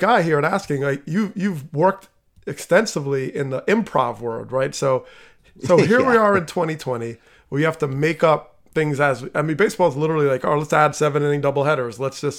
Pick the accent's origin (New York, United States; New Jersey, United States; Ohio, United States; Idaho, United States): New Jersey, United States; northern; moved away; and I didn't grow up outside of Philly. I grew up in New Jersey, but north.